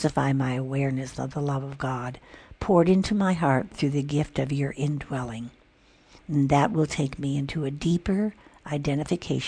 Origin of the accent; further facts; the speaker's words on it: Illinois, United States; I grew up in Illinois, where the Michigan Lake was right there